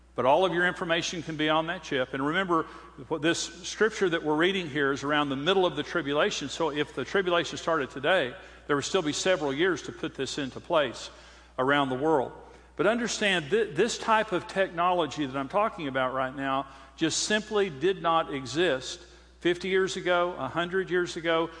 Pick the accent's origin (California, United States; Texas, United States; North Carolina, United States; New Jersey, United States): Texas, United States; Amarillo; I'm from Amarillo